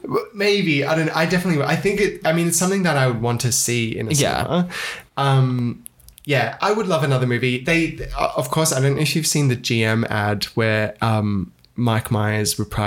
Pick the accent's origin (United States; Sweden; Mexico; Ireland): Ireland